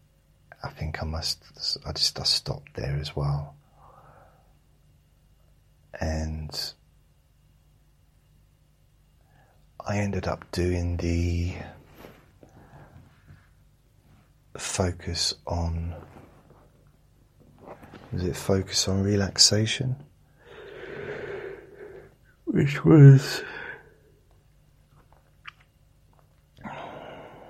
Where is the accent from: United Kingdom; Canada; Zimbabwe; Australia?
United Kingdom; London; I'm a Londoner